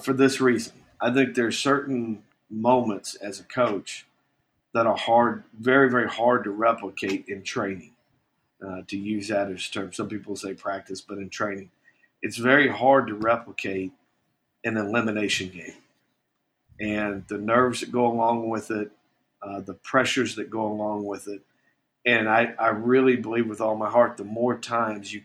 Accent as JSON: {"language": "English", "town": "Bloomington", "region": "Indiana", "country": "United States", "tie": "born or raised there", "moved": "yes", "lives_now": "New Orleans, United States", "said": "since I was a kid, growing up in Bloomington, Indiana"}